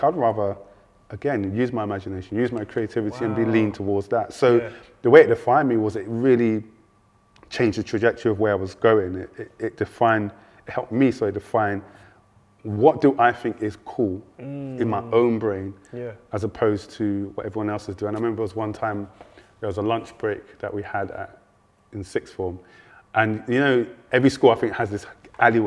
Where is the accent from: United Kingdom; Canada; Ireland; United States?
United Kingdom; London; I grew up in South London originally, so I'm a West boy, but my South boy. I grew up in Champion Hill, like Dulwich